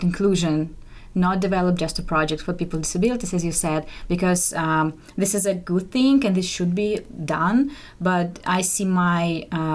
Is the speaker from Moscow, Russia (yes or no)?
yes; Moscow, Russia; moved away; I'm from Russia, from Moscow.